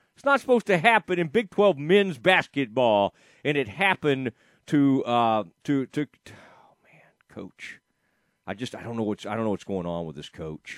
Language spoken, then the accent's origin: English; Kaufman, Texas, United States; I grew up in Kauffman, Texas